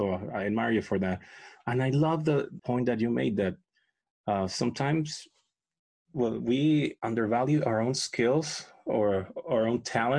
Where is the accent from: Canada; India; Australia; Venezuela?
Venezuela; English is a second language; moved away as an adult; now in United States; I'm an immigrant. I was born and raised in Venezuela. I came here when I was 22. But I'm an American citizen. I'm a citizen of the United States of America.